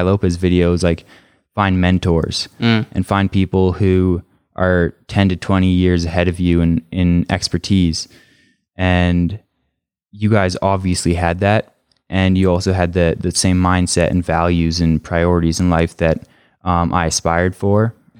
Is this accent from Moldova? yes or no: no; Canada; originally the plan was, when I went back to Canada after leaving DU or University of Denver, was to go to my hometown college and just finish my degree there.